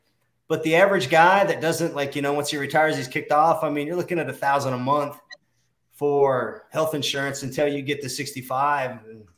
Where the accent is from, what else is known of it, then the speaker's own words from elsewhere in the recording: Montana, United States; moved away as an adult; also born or lived in Kentucky; So I grew up in Montana, went to University of Kentucky, and I graduated in 2002.